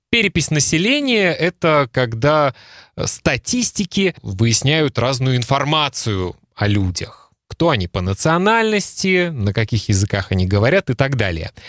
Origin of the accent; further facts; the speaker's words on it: Belarus; мы с тобой русскоговорящие, но я по национальности белорус. У меня в свидетельстве о рождении написано, что я белорус.